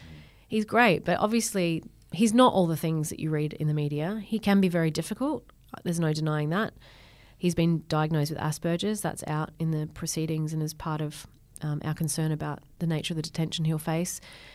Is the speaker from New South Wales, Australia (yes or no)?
yes; Berry, New South Wales, Australia; So I grew up in Berry and I still go home to my dad's horse farm down there.